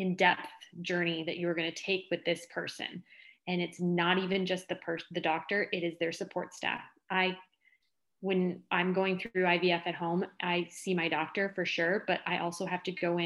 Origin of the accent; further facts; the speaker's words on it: Detroit, Michigan, United States; I'm from the Detroit area